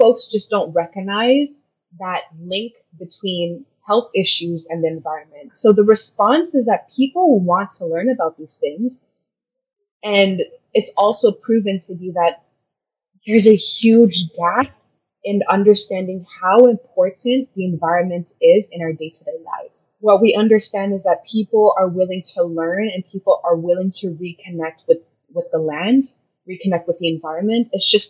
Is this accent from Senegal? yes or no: yes; Senegal; In my middle school years, I was sort of raised there.